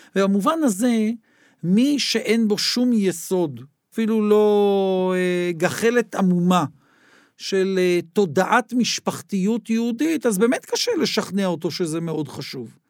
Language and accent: Hebrew; Israel; נולדתי במדינת ישראל, זאת מדינתי